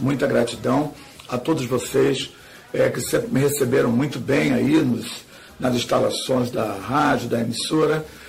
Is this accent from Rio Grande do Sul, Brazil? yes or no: no; Rio de Janeiro, Brazil; do Rio de Janeiro, filho do candomblé e neto de partideiro